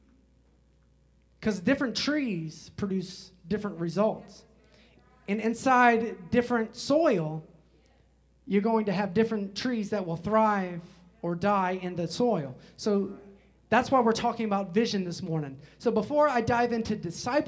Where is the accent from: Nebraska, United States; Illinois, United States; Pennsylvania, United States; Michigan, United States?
Illinois, United States; Chicago; I grew up in Chicago, especially during the 90s